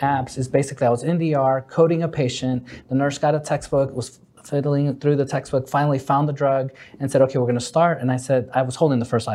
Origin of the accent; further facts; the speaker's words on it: New York City, New York, United States; Growing up in New York City